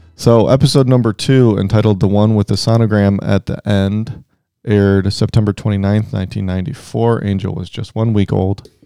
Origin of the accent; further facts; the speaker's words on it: Cleveland, Ohio, United States; We're from Cleveland